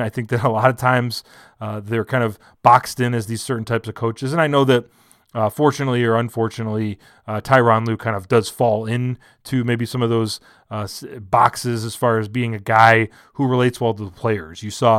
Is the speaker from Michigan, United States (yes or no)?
yes; Michigan, United States; my home state of Michigan